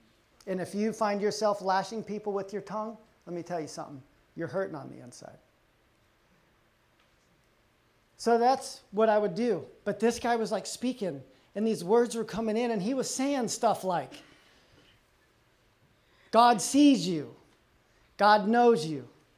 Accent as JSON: {"language": "English", "region": "Texas", "country": "United States", "tie": "born or raised there", "also_born_or_lived": "Colorado", "said": "I grew up in Texas and Colorado."}